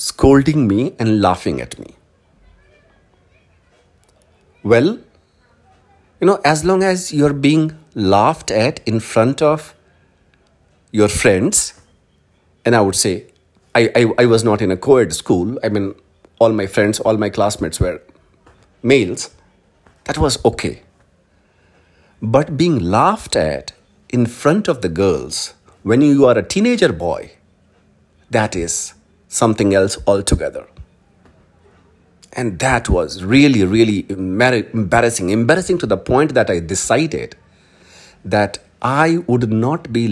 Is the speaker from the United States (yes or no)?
no; Hindi heartland, India; English is a second language; we are from Hindi heartland